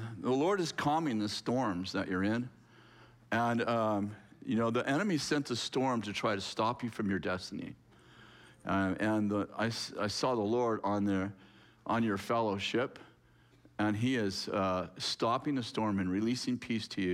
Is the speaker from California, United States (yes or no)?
yes; California, United States; I was born in California